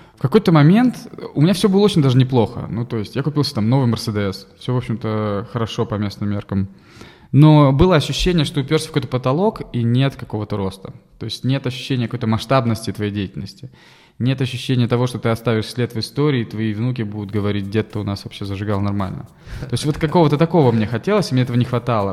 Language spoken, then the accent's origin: Russian; Russia; also born or lived in United States; я из России